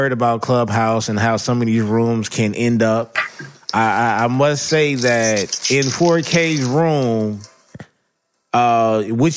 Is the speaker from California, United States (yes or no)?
yes; Los Angeles, California, United States; growing up